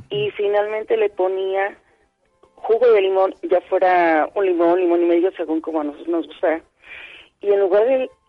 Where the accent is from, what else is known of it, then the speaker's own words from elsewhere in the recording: Tlaltizapán, Morelos, Mexico; also born or lived in Cuautla, Morelos; mi abuelita era de Morelos también. Yo nací en Cuautla, pero me crié con ella en Talcazapan.